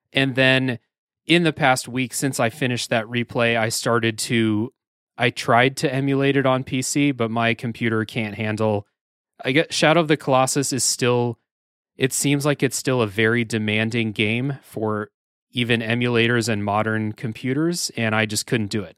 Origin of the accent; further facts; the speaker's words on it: United States; I'm an American